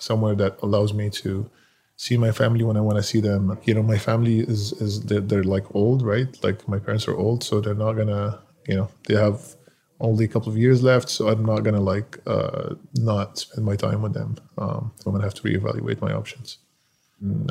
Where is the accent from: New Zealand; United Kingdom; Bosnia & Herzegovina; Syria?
Syria; Damascus, Damascus Governorate; moved away as an adult; now in United States; I was born in Damascus, Syria. I lived there until I was 18 years old.